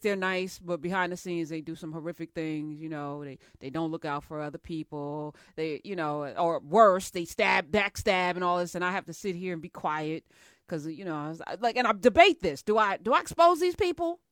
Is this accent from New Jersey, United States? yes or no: yes; New Jersey, United States; I grew up in Jersey